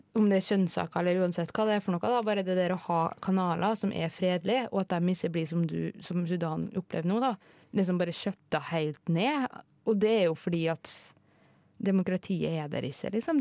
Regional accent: Kristiansund, Møre og Romsdal, Norway; moved away; jeg er jo fra Kristiansund

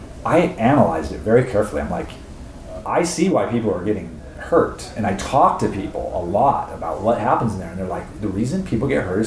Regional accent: Inland Empire, California, United States; I grew up in the Inland Empire.

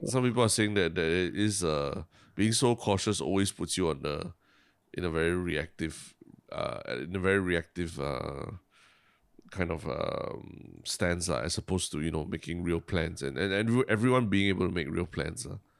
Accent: Singapore; my, my Singapore education

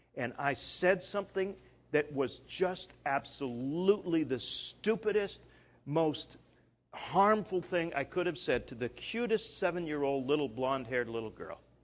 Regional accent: Canada; moved away; I'm Canadian

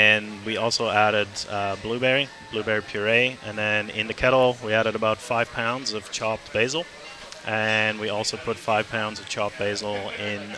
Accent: Calgary, Alberta, Canada; now in Vancouver, Canada; I'm from Calgary.

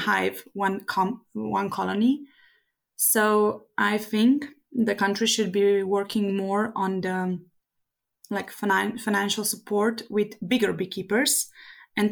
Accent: Slovenia; I'm a beekeeper from Slovenia.

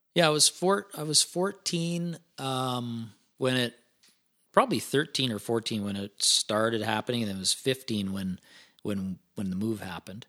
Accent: Ponoka, Alberta, Canada; I grew, grew up east of Pinoca, um, so Pinoca, Alberta, twenty miles east of Pinoca on a feedlot

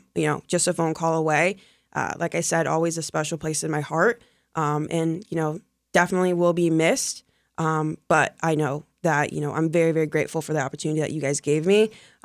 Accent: Ohio, United States; moved away as an adult; now in Polk County; I came down here from Ohio, and so it's only me.

